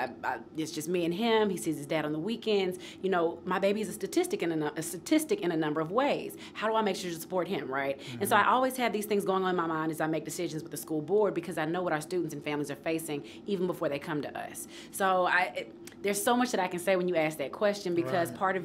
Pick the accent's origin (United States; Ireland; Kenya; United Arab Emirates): United States; Nashville, Tennessee; I grew up in North Nashville, should have been zoned to White's Creek